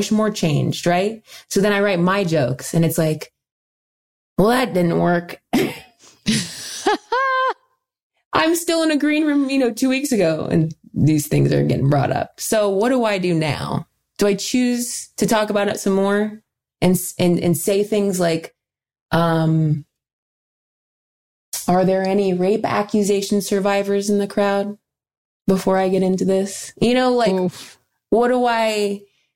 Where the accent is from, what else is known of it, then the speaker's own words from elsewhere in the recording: Dayton, Ohio, United States; I work with the YWCA of Dayton, my hometown in Ohio